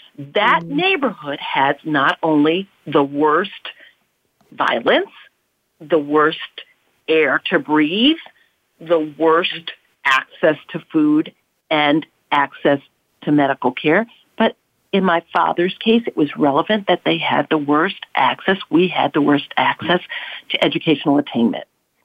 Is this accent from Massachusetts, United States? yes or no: no; New York City, New York, United States; Believe me, I was very proud of him because I grew up in the South Bronx, remember?